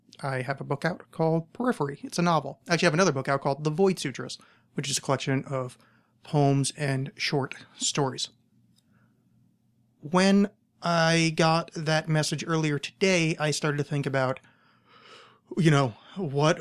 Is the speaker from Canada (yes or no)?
no; East Coast, United States; moved away; I grew up on the East Coast